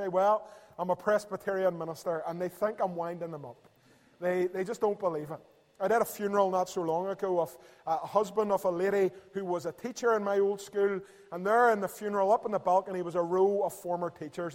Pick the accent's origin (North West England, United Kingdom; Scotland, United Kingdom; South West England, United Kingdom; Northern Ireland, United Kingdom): Northern Ireland, United Kingdom; Belfast; I'm from Belfast and across the river there in East Belfast